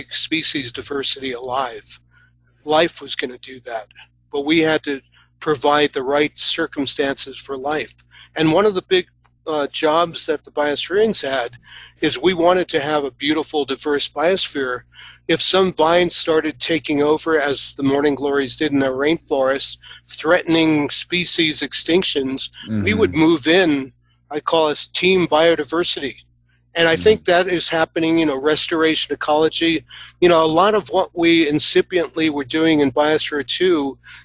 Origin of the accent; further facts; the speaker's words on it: New York City, New York, United States; I grew up in New York. You know, I grew up in Queens with a lot of amazing parks.